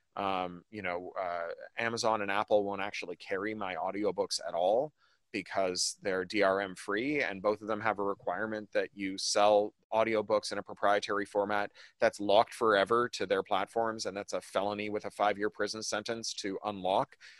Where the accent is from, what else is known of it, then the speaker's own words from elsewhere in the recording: Canada; now in United States; a Canadian living in the US